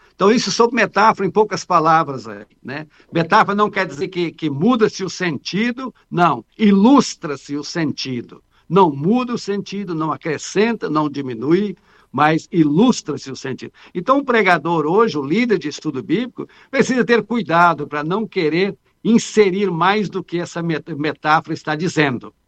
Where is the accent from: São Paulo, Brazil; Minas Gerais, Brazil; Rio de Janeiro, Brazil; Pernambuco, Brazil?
Minas Gerais, Brazil; eu também sou mineiro